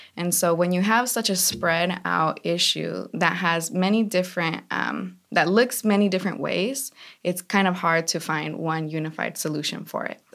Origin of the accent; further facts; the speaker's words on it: California, United States; I grew up in the valley.